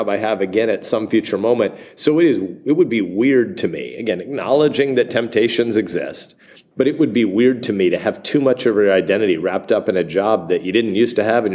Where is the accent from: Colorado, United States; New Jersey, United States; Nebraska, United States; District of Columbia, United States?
Nebraska, United States; I'm a senator, I'm a football addict, I'm a Nebraskan, I'm an American